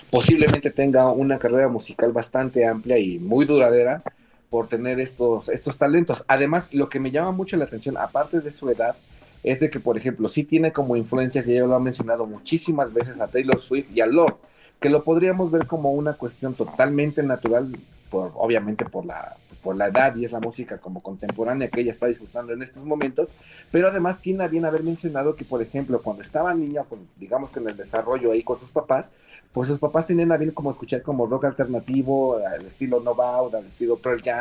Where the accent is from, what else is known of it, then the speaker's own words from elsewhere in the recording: Mexico City, Mexico; Yo en la Ciudad de México siempre, toda la vida.